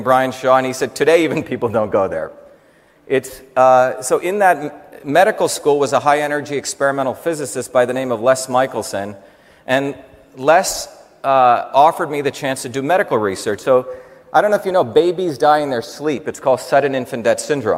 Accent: Mumbai, Maharashtra, India; moved away; also born or lived in South Indian village; It starts actually in India. I grew up actually in Bombay, but I grew up in two worlds.

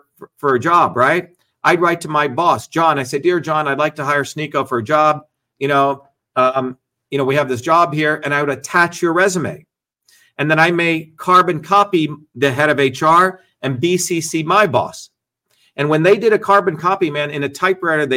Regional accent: Newark, New Jersey, United States; moved away as an adult; also born or lived in India / Paterson, New Jersey / Clifton, New Jersey; now in Boston, United States; I came from India in 1970 when I was a kid, grew up in Jersey, in Newark, you know, in Patterson, Clifton

